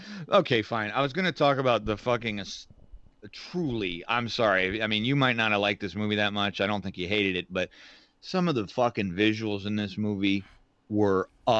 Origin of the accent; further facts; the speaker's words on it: United States; as an American